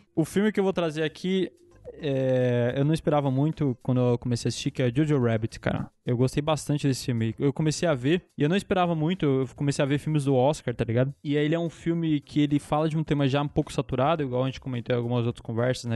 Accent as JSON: {"language": "Portuguese", "country": "Brazil", "said": "a gente é brasileiro"}